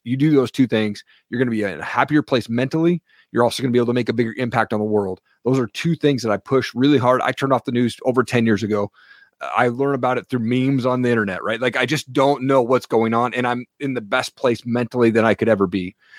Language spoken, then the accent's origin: English; Eastern Washington, United States; now in Coeur d'Alene, United States; I grew up in Eastern Washington, what I thought was a typical household